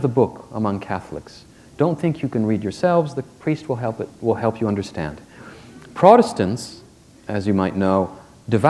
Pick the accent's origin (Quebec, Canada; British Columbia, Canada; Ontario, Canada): Quebec, Canada; I'm from Quebec, which is the most secular society in Canada